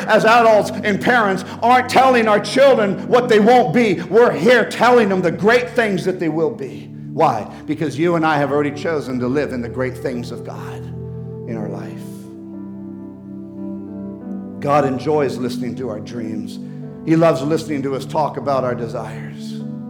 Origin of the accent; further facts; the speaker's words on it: Amazon, Peru; I remember in Peru when I was growing up in the Amazon jungles